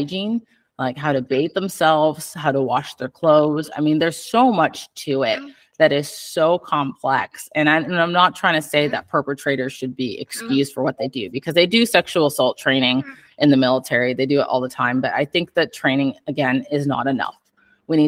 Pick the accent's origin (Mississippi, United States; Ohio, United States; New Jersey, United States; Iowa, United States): Iowa, United States; moved away as an adult; I'm from Iowa originally